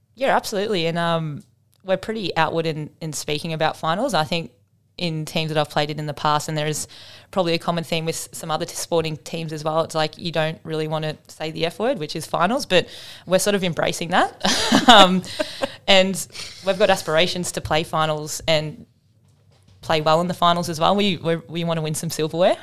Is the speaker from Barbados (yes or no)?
no; Melbourne, Victoria, Australia; moved away as an adult; now in Tasmania, Australia; I am from Melbourne